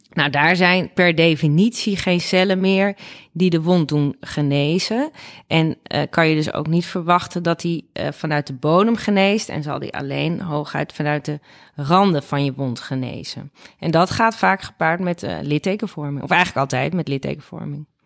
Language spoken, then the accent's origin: Dutch; Nigtevecht, Utrecht, Netherlands; moved away as an adult; also born or lived in Amsterdam; dat is letterlijk hier waar ik ben opgegroeid. Eh, welkom hier. Eh, dat is in Nichtenvecht aan de Vecht